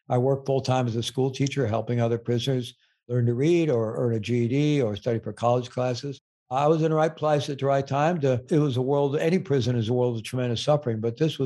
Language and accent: English; Midwest, United States; moved away; also born or lived in Peru; Where I was growing up in the Midwest